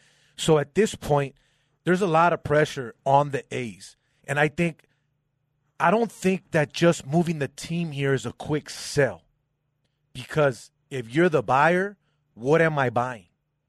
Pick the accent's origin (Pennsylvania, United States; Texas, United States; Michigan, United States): Pennsylvania, United States; Philadelphia; don't say it. I'm from Philly.